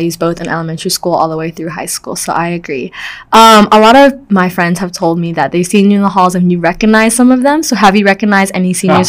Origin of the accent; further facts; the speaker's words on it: Florida, United States; I'm from Florida, actually, so a lot of my family members are also Gators.